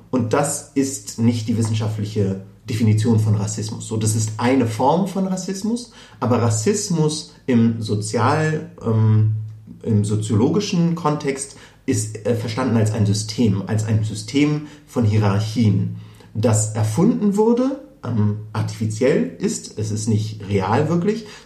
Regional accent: Berlin, Germany; Also es reicht nicht, wenn ich in Berlin sage, dann wird sehr oft immer noch nachgefragt, wo ich dann wirklich herkomme

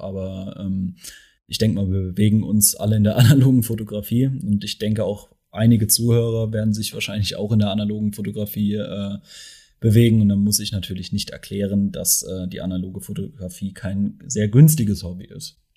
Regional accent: Mannheim, Baden-Württemberg, Germany; ich komme ja aus Mannheim.

